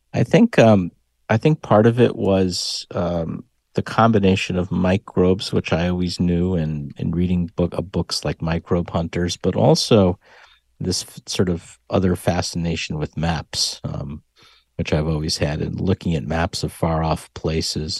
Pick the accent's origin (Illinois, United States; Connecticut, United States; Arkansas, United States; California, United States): Connecticut, United States; Hartford; moved away as an adult; now in Texas, United States; growing up in Hartford